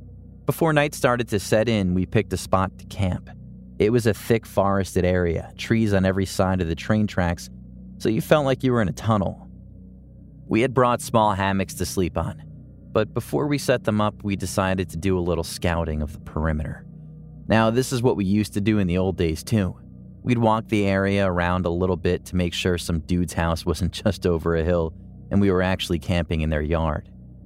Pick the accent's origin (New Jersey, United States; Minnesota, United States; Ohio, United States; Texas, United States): Ohio, United States; born or raised there